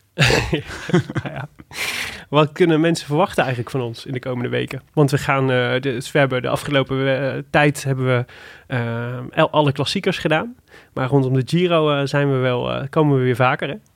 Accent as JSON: {"language": "Dutch", "country": "Netherlands", "said": "kom ik uit Maden"}